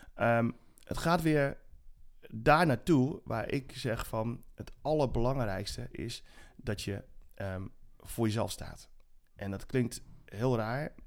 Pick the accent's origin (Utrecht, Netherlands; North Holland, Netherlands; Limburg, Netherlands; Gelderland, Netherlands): Utrecht, Netherlands; Zeist; also born or lived in Suriname; Ik ben opgegroeid in Zeist tussen de boerenkom met, met, met worst